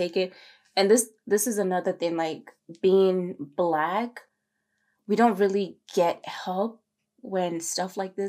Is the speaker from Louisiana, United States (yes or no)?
no; Maryland, United States; I was actually from the East Coast, from Maryland.